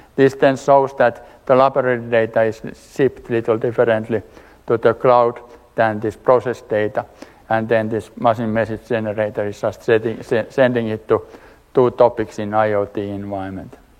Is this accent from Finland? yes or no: yes; Finland; I'm coming from Finland, working for Valmet